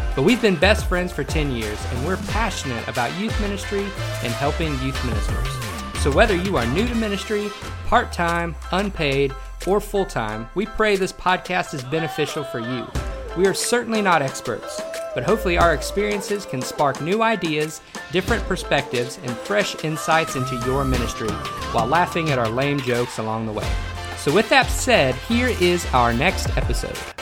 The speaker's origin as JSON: {"language": "English", "town": "Shreveport", "region": "Louisiana", "country": "United States", "tie": "born or raised there", "also_born_or_lived": "Texas", "moved": "as an adult", "said": "I grew up in Shreveport, Louisiana"}